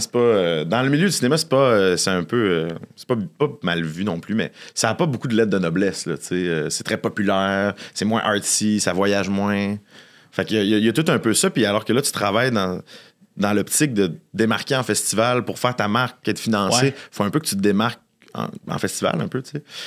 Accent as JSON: {"language": "French", "town": "Boucherville", "region": "Quebec", "country": "Canada", "tie": "born or raised there", "said": "j'ai adoré grandir à Boucherville."}